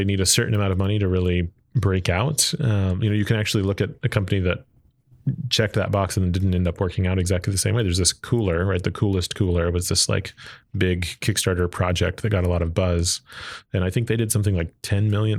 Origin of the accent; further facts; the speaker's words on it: Arlington, Texas, United States; I grew up in Texas, uh, grew up in Arlington